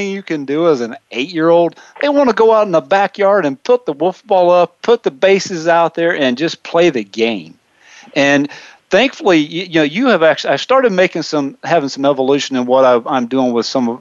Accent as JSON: {"language": "English", "region": "South Carolina", "country": "United States", "tie": "born or raised there", "moved": "as an adult", "lives_now": "Wichita, United States"}